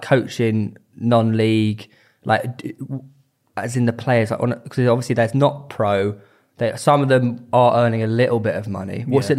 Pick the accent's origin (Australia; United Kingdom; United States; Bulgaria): United Kingdom; Seaford, South East England; So I'm from Seaford.